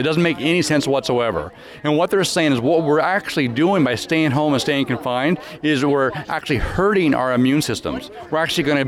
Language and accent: English; Grand Coulee, Washington, United States; I grew up in Grand Coulee